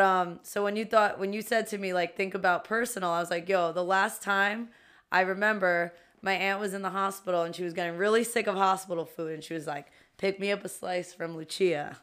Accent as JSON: {"language": "English", "town": "New York City", "region": "New York", "country": "United States", "said": "we are two queens from Queens"}